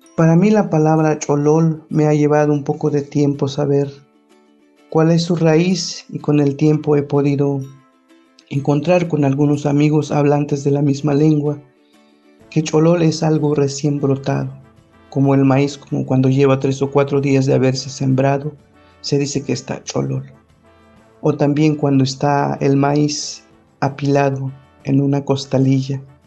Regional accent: Tumbalá, Chiapas, Mexico; first language Ch'ol; Spanish is a second language; formo parte de la cultura chol, nací en Pactiún Tumbalá, Chiapas

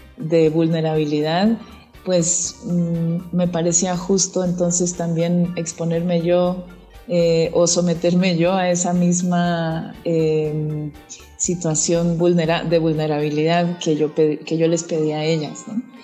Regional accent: Tamaulipas, Mexico; yo crecí en Tamaulipas

